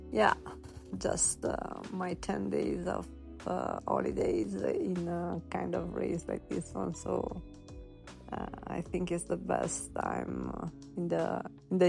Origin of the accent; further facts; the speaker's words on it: Italy; English is a second language; I'm from Italy